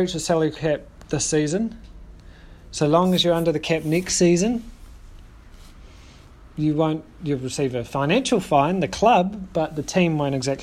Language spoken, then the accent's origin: English; New Zealand; being a New Zealander and a Kiwis fan